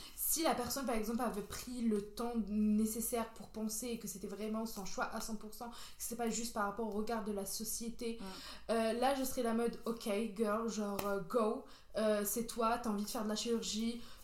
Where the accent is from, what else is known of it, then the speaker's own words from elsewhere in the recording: Béjaïa, Béjaïa Province, Algeria; moved away; J'ai grandi en Algérie, plus précisément à Béjaïa.